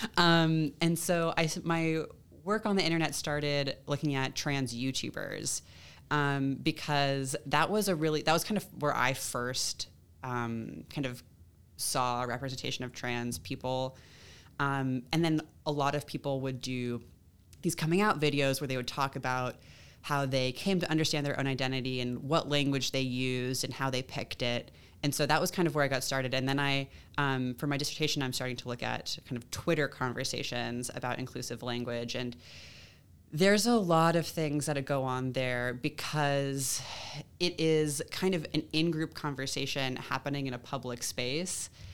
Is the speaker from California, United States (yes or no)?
yes; Long Beach, California, United States; moved away as an adult; also born or lived in Atlanta; now in Columbia, United States; I grew up in California, did my undergrad out there